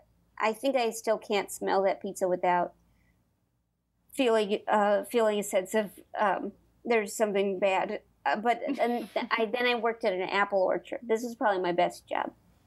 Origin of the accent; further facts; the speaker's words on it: St. Louis, Missouri, United States; St. Louis.